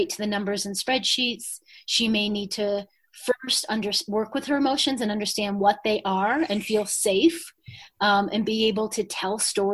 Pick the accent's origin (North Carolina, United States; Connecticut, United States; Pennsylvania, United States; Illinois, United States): Illinois, United States; Chicago; moved away; I grew up in Chicago, middle class